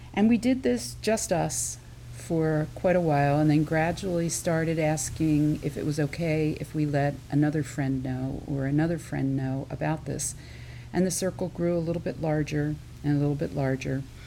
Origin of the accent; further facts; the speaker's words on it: Philadelphia area suburbs, Pennsylvania, United States; I grew up outside of the Philadelphia area in the suburbs